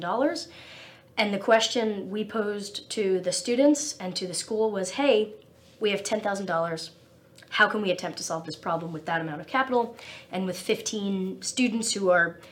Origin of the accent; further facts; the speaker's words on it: New Jersey, United States; also born or lived in Ithaca, New York / New York metropolitan area; I grew up in New Jersey and went to Cornell for undergrad